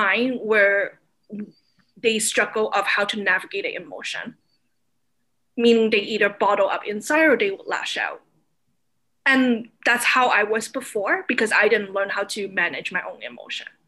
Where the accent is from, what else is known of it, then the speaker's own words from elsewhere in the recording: Toronto, Ontario, Canada; also born or lived in Hong Kong; as kids, when we grew up here